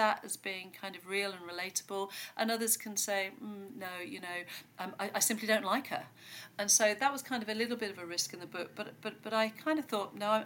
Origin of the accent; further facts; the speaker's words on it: Devon, South West England, United Kingdom; I grew up here in Devon actually, in the middle of nowhere